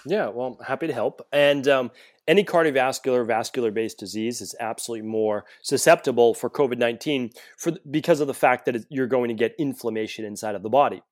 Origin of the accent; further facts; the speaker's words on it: Medford, Massachusetts, United States; I grew up right outside of Boston in Medford, Massachusetts